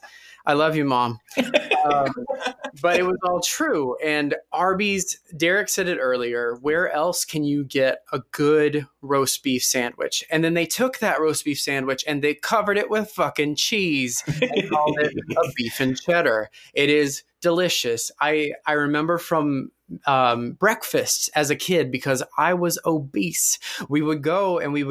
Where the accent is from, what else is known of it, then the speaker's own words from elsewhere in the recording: Williamsburg, Kentucky, United States; moved away; I am originally from Williamsburg, Kentucky. When I was there, there were about 3,000 people in the entire town